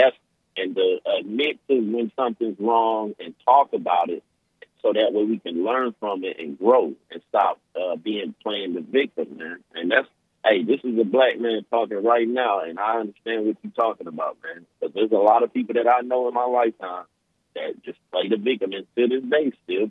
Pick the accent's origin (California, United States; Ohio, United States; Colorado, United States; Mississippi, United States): California, United States; born there; accent: country; I sound country, but I was born in California, so.